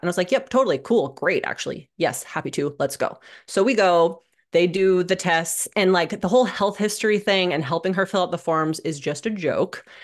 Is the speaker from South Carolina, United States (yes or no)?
no; Omaha, Nebraska, United States; I grew up in Omaha, Nebraska